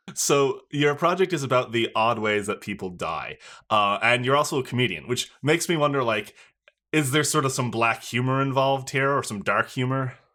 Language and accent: English; Newfoundland and Labrador, Canada; moved away as an adult; now in Toronto, Canada; I am also from Newfoundland originally, although I've been up here in Toronto for about